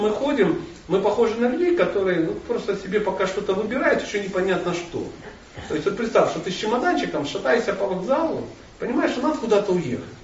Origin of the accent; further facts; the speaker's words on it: Buryatia, Russia; Я бурят, значит, Весь мир крутится вокруг бурятов.